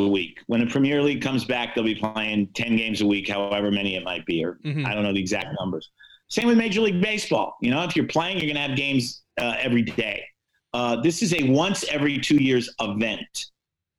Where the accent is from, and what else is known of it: United States